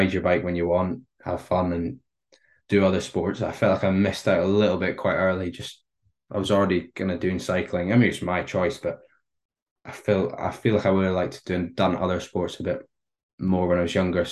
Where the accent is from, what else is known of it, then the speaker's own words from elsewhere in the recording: United Kingdom; being British